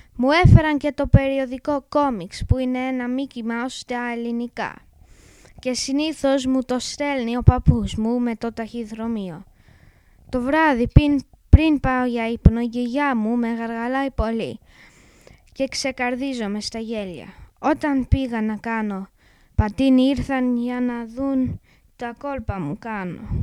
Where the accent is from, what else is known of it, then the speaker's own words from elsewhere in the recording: England, United Kingdom; Greek is a second language; είμαι Άγγλος. Η μαμά μου όμως είναι Ελληνίδα